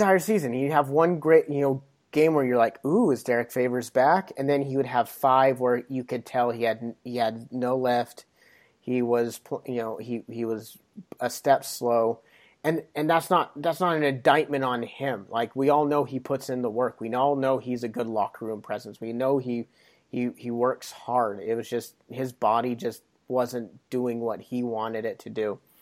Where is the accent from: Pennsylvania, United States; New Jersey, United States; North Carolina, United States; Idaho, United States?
Idaho, United States; Pocatello; I'm from Pocatello